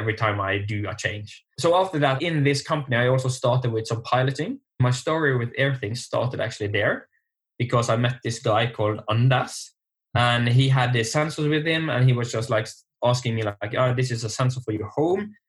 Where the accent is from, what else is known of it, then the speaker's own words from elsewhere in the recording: Norway; now in Bergen, Norway; I'm from Norway, and I'm in the west coast, so in Bergen.